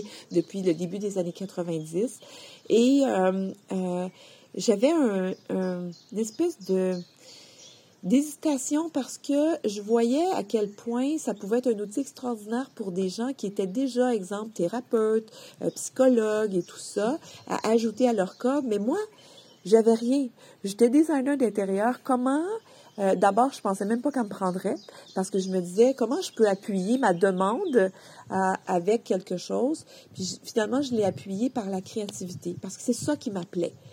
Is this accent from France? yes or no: no; Quebec, Canada; je viens du Québec et ma famille vient d'une région rurale, donc agricole